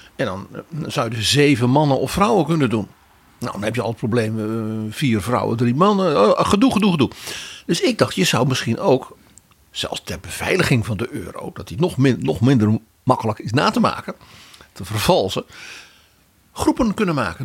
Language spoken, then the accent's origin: Dutch; Netherlands; als Nederlander